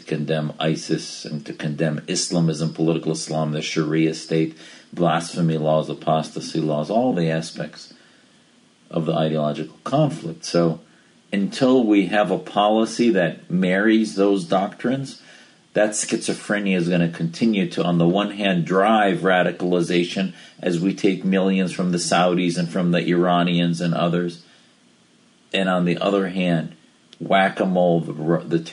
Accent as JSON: {"language": "English", "country": "United States", "said": "as an American"}